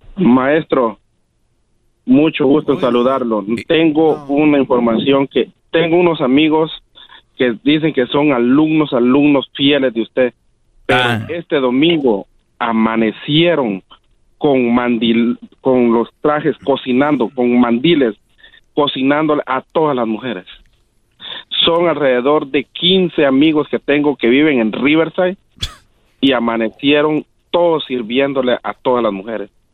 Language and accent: Spanish; Quiriguá, Izabal, Guatemala; moved away; Yo soy de Quiriguá, las ruinas de Quiriguá y Zabal. Ah, Guatemala